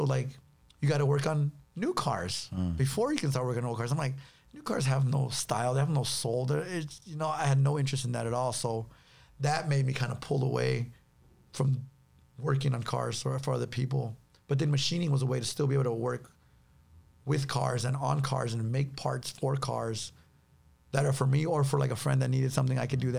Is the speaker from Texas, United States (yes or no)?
no; Los Angeles, California, United States; South Central LA.